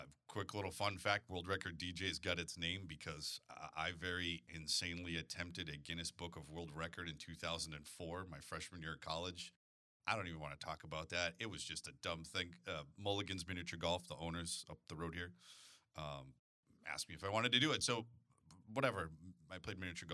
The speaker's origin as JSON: {"language": "English", "town": "Sterling", "country": "United States", "tie": "born or raised there", "also_born_or_lived": "St. Louis, Missouri", "moved": "as an adult", "said": "I moved from my hometown in Sterling"}